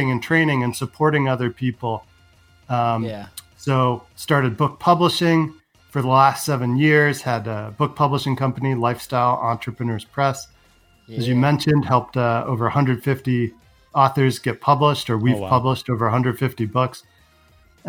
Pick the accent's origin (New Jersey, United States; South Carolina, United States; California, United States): California, United States; San Francisco; I was born in San Francisco, grew up with, you know, a Macintosh